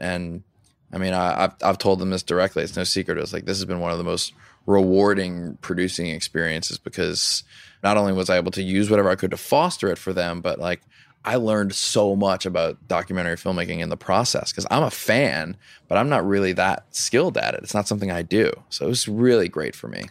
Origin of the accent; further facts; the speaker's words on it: Louisiana, United States; I grew up in Louisiana